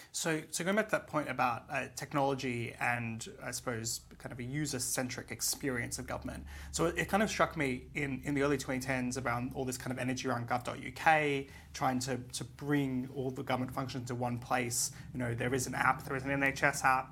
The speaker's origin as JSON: {"language": "English", "country": "Australia", "moved": "yes", "lives_now": "United Kingdom", "said": "my home country in Australia"}